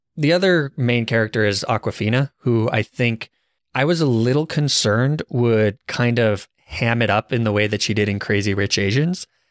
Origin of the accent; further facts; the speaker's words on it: Arizona, United States; I guess I'm from Arizona